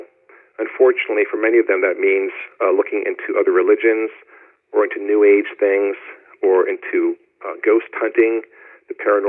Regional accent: Pennsylvania, United States; I grew up in Pennsylvania.

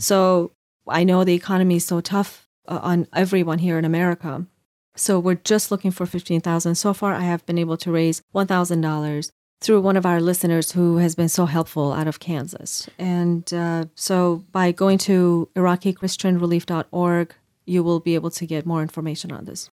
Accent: Iran; moved away; I'm from Iran myself

